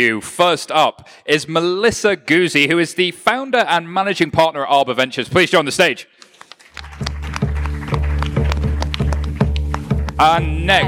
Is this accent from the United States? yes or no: no; United Kingdom; as you can tell, I'm British.